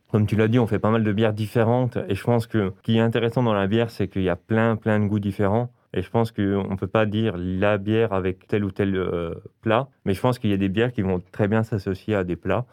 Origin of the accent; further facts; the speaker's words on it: Belfort, Bourgogne-Franche-Comté, France; now in Strasbourg, France; je viens de Belfort.